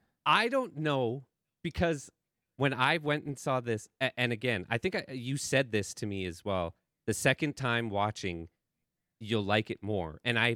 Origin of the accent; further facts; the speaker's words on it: Canada; That's how you can tell I'm Canadian, by the way.